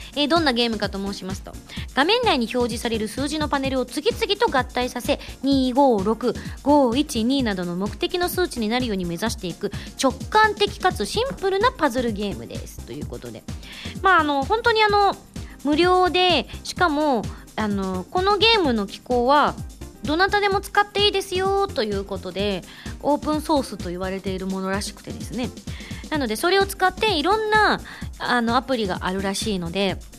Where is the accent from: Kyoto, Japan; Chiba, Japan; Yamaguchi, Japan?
Yamaguchi, Japan; moved away as an adult; also born or lived in Tokyo; now in Tokyo area, Japan; 東京から小2の時に山口に転校してでその後高校3年生まで山口で過ごしてその後浪人するために上京して